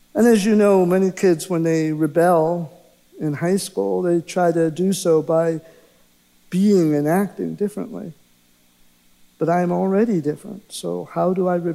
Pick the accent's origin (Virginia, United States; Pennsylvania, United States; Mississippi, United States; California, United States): Pennsylvania, United States; Pittsburgh; I was born in Pittsburgh, Pennsylvania, into a Catholic household